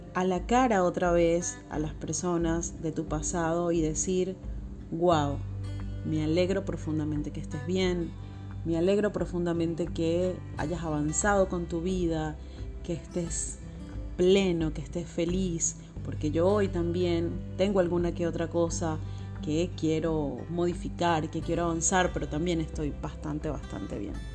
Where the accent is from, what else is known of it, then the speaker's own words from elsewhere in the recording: Caracas, Capital District, Venezuela; now in Buenos Aires, Argentina; en este momento estoy viviendo en Buenos Aires. Soy oriunda de Caracas.